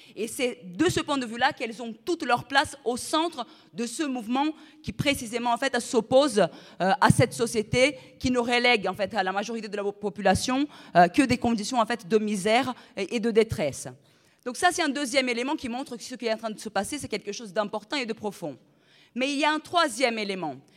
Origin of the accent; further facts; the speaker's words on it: Brazil; now in France; Moi, en plus, je suis brésilienne, je ne suis pas même, pas française